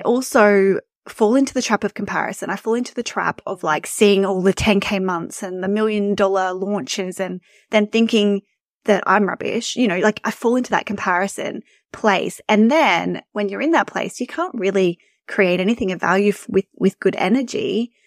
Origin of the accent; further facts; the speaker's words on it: Australia; You can probably tell from my accent that I'm from Australia.